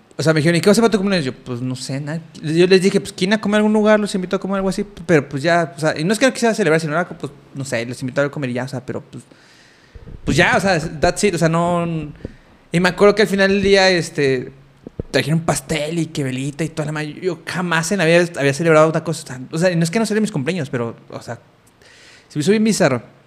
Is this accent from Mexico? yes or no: yes; Mexico; moved away; en mi contexto en el que yo crecí allá en México